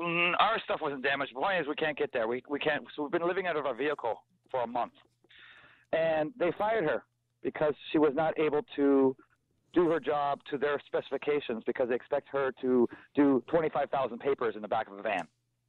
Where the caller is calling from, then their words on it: Barrie, Ontario, Canada; We're calling from Barrie.